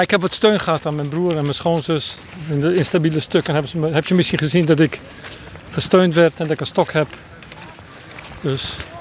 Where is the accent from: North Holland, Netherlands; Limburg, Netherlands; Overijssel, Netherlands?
Limburg, Netherlands; also born or lived in Groningen; Ik kom uit Limburg